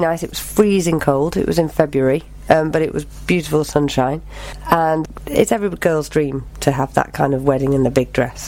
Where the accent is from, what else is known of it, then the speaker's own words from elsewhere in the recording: Knutsford, North West England, United Kingdom; also born or lived in Bromley, London / Madeira; I lived most of my life in Knutsford, which is in Cheshire